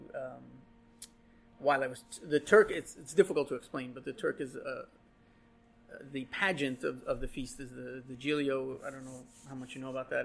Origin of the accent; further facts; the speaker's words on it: New York City, New York, United States; I was born here in 1975. I was born on Skillman Avenue, uh, where well, I was born in the hospital, but my family lived on Skillman Avenue, where my mother still lives today.